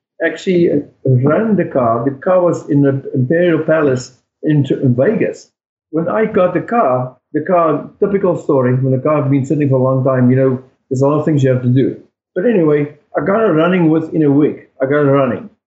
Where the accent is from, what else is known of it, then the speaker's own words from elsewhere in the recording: South Africa; now in United States; I'm from South Africa